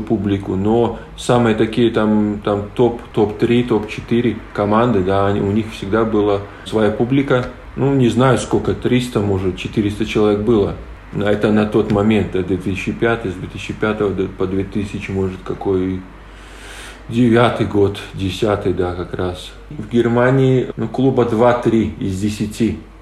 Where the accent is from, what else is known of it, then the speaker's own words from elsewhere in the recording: Latgale, Latvia; first language Polish; Russian is a second language; also born or lived in Lithuania; нам было, наверное, по 4 годика, и родители переехали в Латвию